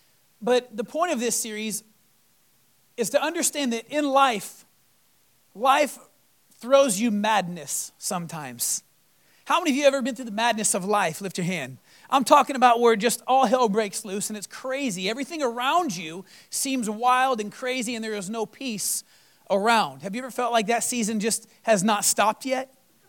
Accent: Florida, United States; I came from Florida. And I've been through hurricanes.

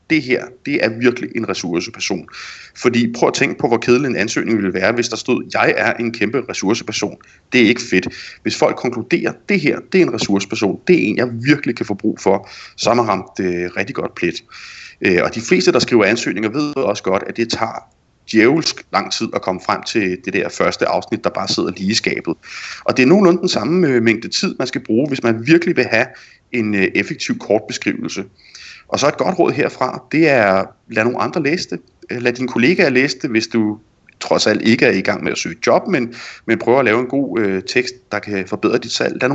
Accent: Jutland, Denmark; ja, netop som jyde, øh, og som dansker, og sandsynligvis også som kvinde.

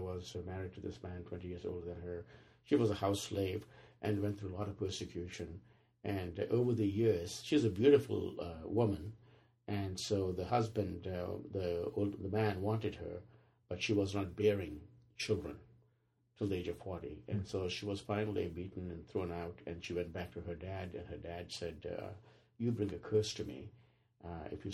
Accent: Mori, Andhra Pradesh, India; now in United States; I grew up in India. I grew up in a remote village. The village is called Mori.

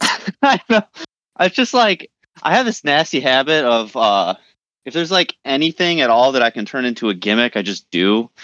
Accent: Detroit, Michigan, United States; we're from the Detroit area

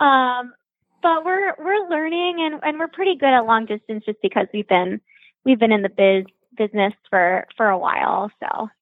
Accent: Phoenix, Arizona, United States; moved away; also born or lived in Michigan; I am from Phoenix, but I went to college at University of Michigan

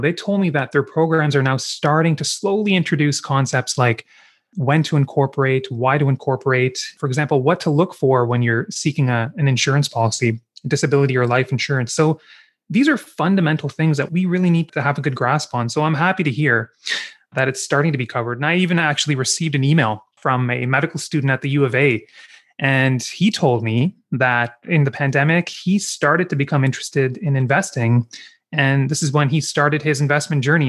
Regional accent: Kingston, Ontario, Canada; also born or lived in Vancouver, British Columbia; I grew up in Kingston

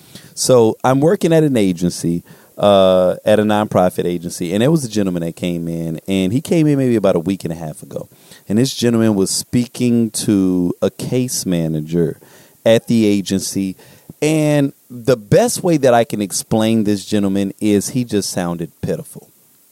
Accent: United States; I'm not going to pretend like I'm not an American

